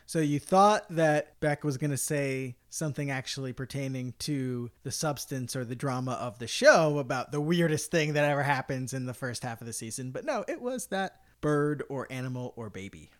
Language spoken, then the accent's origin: English; United States; I consider myself American